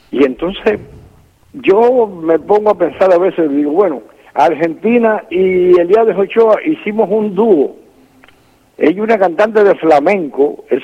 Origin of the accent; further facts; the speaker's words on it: Loma de la Avispa, Santiago de Cuba, Cuba; born there; Sí, nací en la Loma de la Avispa. Bueno, aquello eh, cerca a, unos 5 kilómetros, 4 o 5 kilómetros, y, a lo mejor un poquito más Podría ser, de un pueblecito que se llama Songo.